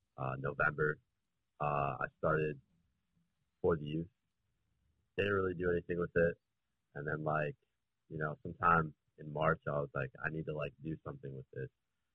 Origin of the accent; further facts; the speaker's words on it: Chicago, Illinois, United States; I'm from Chicago. I'm 19, turned 19 a few months ago. I go to college, Marquette University